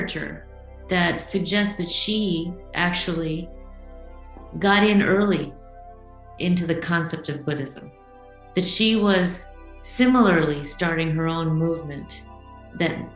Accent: India; I come from India

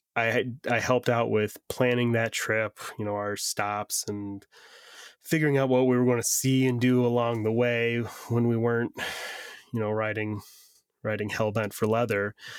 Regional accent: Northeast Ohio, United States; I grew up in Northeast Ohio

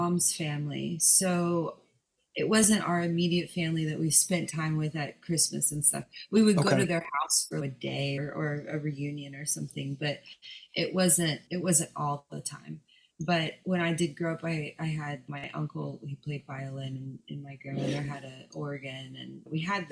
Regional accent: Dallas, Texas, United States; now in Long Beach, United States; I grew up in Dallas

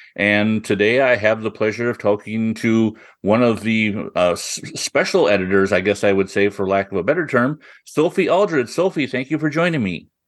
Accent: Iowa, United States; now in Minnesota, United States; I grew up in Iowa and live in Minnesota

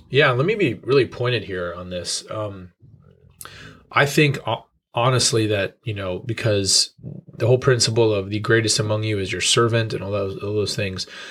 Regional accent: New York, United States; moved away as an adult; also born or lived in Colorado; I grew up in churches in New York

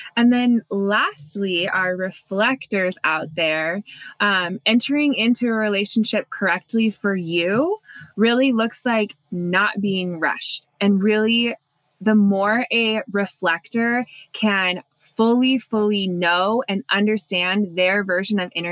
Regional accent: United States; growing up in Lake Tahoe with like the forest

